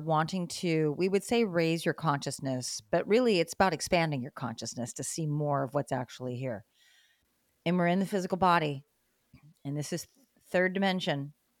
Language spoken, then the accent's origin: English; Great Lakes, United States; I liked winter when I was a kid because when I was growing up in the Great Lakes States, you know, there was all this snow